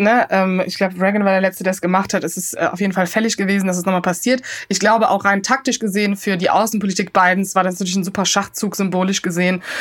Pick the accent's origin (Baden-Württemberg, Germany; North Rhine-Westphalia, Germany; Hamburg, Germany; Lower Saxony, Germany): North Rhine-Westphalia, Germany; Cologne; ich als Kölnerin und mein kölsches Herz